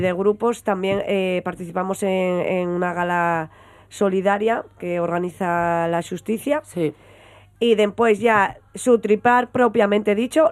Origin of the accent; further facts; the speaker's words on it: Langreo, Asturias, Spain; nosotros somos de Benjamo y el grupo de baile estaba en Lada es decir, tenía que ir desde Penjamolada andando